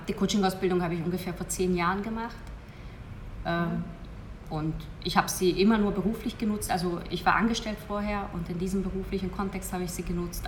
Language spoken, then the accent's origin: German; Hungary; moved away as an adult; ich bin gebürtige Ungarin